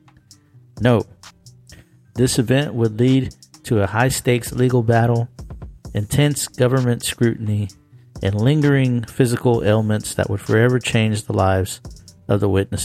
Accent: Houston, Texas, United States; near my hometown, Houston, Texas

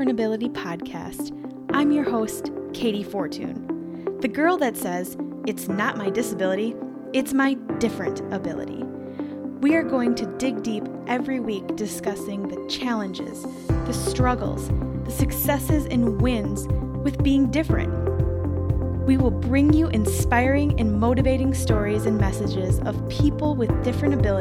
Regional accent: Driftless region, Wisconsin, United States; we are originally from Wisconsin in the middle of nowhere in the Driftless region

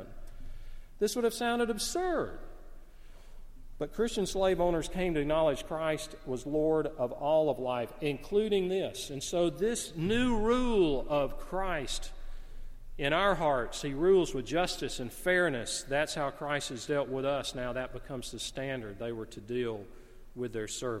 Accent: the South, United States; I grew up in the South. I love the South

